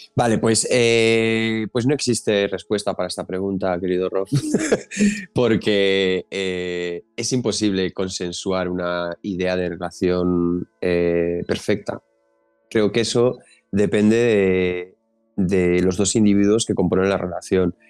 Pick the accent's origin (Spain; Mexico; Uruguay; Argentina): Spain; Galicia; yo, como buen gallego